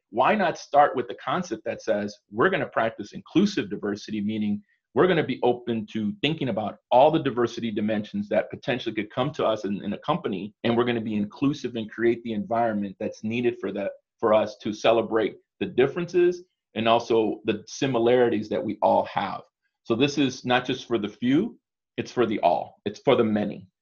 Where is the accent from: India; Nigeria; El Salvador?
El Salvador; I'm from El Salvador.